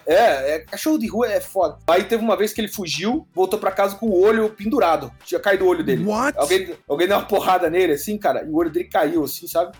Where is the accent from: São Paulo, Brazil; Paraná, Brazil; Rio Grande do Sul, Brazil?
Paraná, Brazil; Antonina; also born or lived in Guaraqueçaba; eu cresci um pouco em Antonina, ali, ali litoral do Paraná, e ali na, em Guaraqueçaba